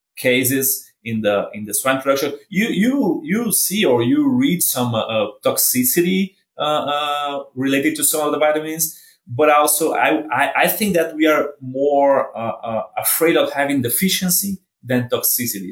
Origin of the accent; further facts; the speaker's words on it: Brazil; moved away as an adult; now in Kansas, United States; I'm from Brazil. Uh, did my vet degree in Brazil, worked for four years in BRF, Brazil Foods, uh, in Brazil, and then did my master's and my PhD in Brazil as well.